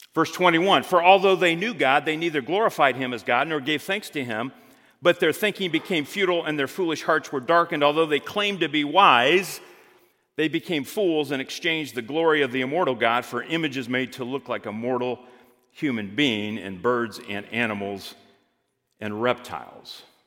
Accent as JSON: {"language": "English", "town": "Greenwood", "region": "Indiana", "country": "United States", "tie": "born or raised there", "said": "I had the experience of growing up in Greenwood, Indiana"}